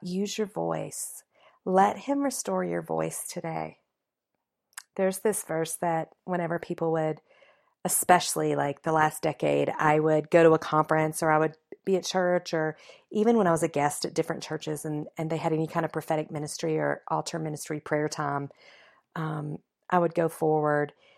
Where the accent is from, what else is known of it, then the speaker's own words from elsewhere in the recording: the South, United States; I was raised in the South